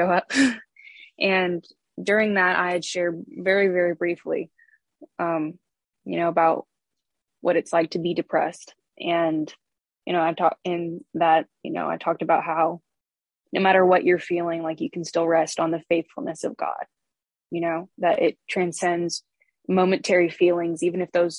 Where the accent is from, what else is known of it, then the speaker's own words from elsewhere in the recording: Aurora, Illinois, United States; I am from Aurora, Illinois, originally. So I was born and raised in the Chicago metro area